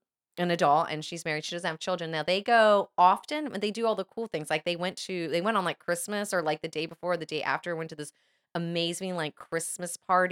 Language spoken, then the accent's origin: English; Florida, United States; And maybe I take it for granted because I grew up in Florida.